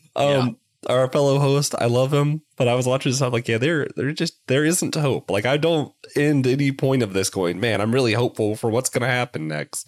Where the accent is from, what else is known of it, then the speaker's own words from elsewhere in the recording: Knoxville, Tennessee, United States; now in Lancaster, United States; I'm originally from Knoxville, Tennessee